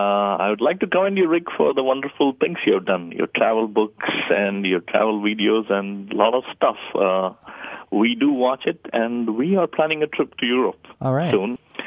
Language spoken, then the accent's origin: English; India; English is a second language; That's right, I'm from India.